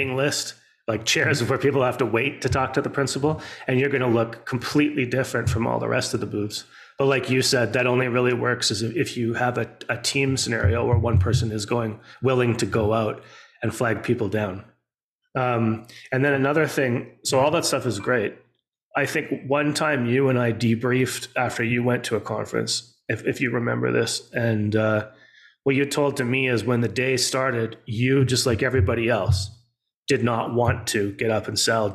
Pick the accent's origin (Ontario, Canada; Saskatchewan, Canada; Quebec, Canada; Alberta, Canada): Alberta, Canada; Edmonton; we grew up in Alberta. So you had Stampede and I was up in Edmonton. We had Klondike days